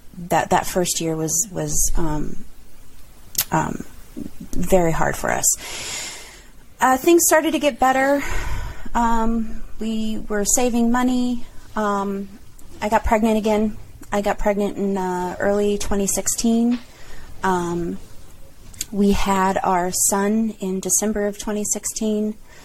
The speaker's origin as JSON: {"language": "English", "region": "California", "country": "United States", "tie": "born or raised there", "said": "I had never lived out of California, so I wanted to experience another part of the countr"}